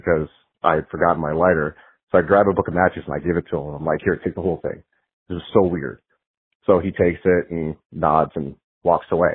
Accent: Philadelphia, Pennsylvania, United States; moved away; also born or lived in Clearwater, Florida; I grew up in the Philadelphia area

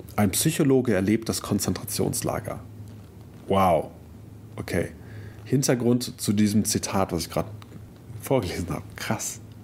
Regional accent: Germany; wir als Deutsche

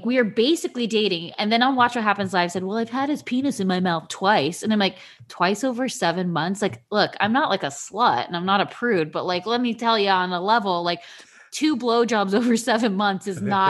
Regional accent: Orange County, California, United States; I grew up in Orange County my entire life.

